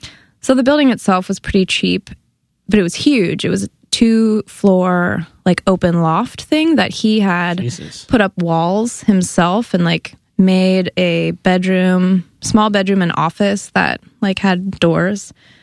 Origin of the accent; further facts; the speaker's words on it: Berkeley, California, United States; now in New York, United States; Yeah, I'm from the Bay Area. I'm from a suburb near Berkeley, California.